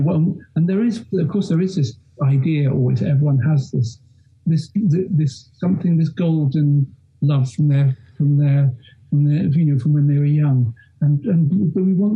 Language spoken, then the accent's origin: English; London, United Kingdom; I grew up in London and spent my whole youth in London